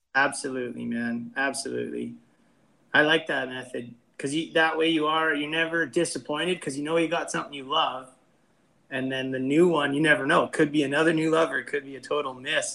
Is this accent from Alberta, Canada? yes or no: no; North Battleford, Saskatchewan, Canada; also born or lived in Vancouver; Him and I grew up together here in the Battlefords.